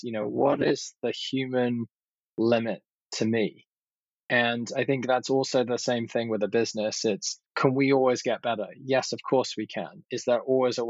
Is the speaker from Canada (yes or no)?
no; London, United Kingdom; moved away as an adult; now in United States; I grew up in Southwest London, actually, in, you know, living above a retail store